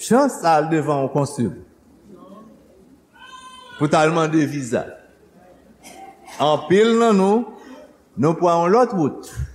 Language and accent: Haitian Creole; Haiti; born or raised there; moved away